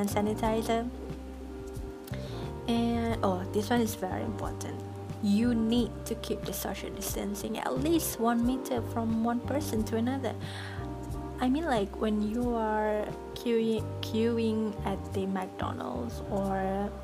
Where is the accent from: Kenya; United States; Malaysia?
Malaysia; as a Malaysian